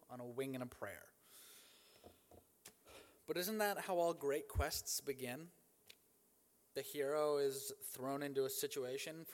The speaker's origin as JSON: {"language": "English", "town": "Cleveland", "region": "Ohio", "country": "United States", "said": "I'm from Cleveland, Ohio, and I'm the son of a pastor"}